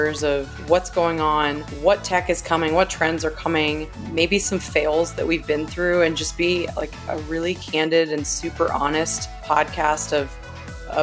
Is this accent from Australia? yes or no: no; Japan; born there; I was born in Japan. My dad was a news reporter stationed there.